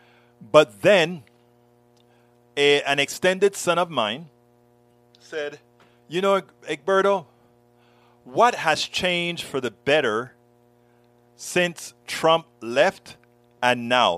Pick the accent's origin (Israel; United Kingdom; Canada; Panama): Panama; now in United States; one of the guys that I grew up with back in Panama, another Panamanian